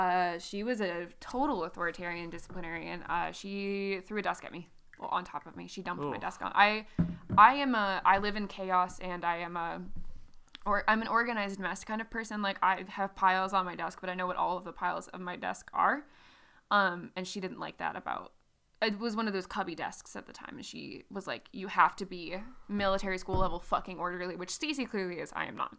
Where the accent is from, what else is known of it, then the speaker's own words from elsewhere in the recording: Dayton, Ohio, United States; born there; So I was born in Dayton in 93 and then we moved every 2 years until I landed in the town that I grew up in.